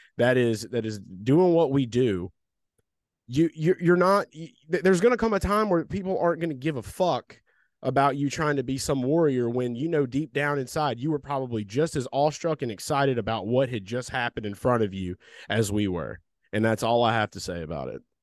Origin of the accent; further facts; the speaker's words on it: the South, United States; we grew up in the South around a shit ton of rednecks